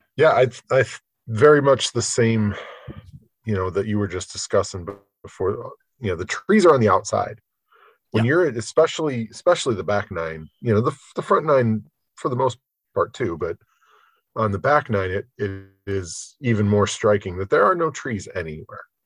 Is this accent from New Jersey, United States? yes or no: no; Michigan, United States; I grew up in Michigan